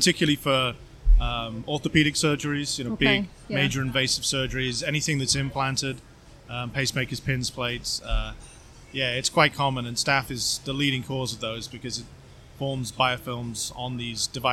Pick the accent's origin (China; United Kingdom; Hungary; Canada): United Kingdom; England; moved away as an adult; also born or lived in Norwich / Sheffield; now in Tampa, United States; I'm from England.